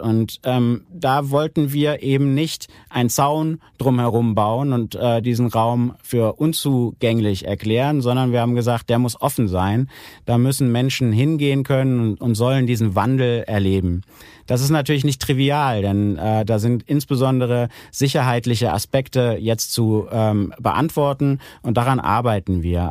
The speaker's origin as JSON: {"language": "German", "town": "Aachen", "region": "North Rhine-Westphalia", "country": "Germany", "tie": "born or raised there", "said": "als Aachener"}